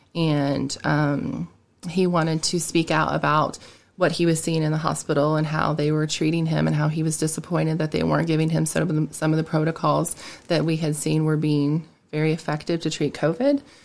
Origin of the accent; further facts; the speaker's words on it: Alexandria, Indiana, United States; also born or lived in Greenfield, Indiana / Greenwood, Indiana; now in Knightstown, United States; I'm from Alexandria, grew up there, and then I moved to Greenfield